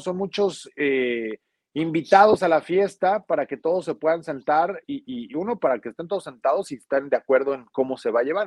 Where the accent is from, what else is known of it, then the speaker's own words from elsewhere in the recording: Mexico; somos mexicanos